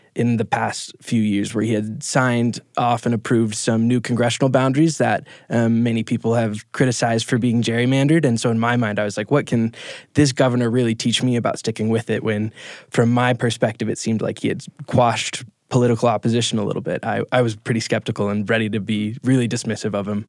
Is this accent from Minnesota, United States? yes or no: yes; Minnesota, United States; from Minnesota, and I've been working for Top of Mind